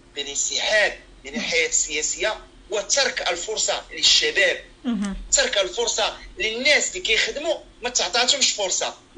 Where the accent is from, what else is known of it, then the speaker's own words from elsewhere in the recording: Morocco; هنا كاين عندنا في المغرب